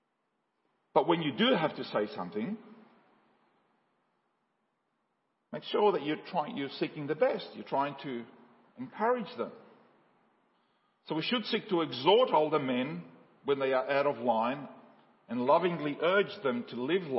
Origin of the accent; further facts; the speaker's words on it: Australia; also born or lived in Paraguay; I grew up in Paraguay and from the 70s and 80s when I've grown up in Australia